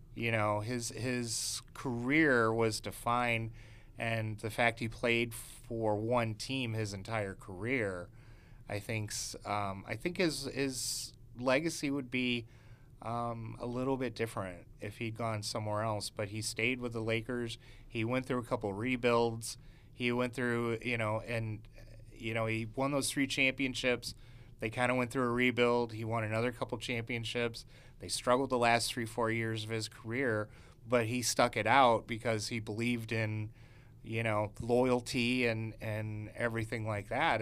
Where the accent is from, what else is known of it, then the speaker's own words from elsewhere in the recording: Chicago, Illinois, United States; I was from Chicago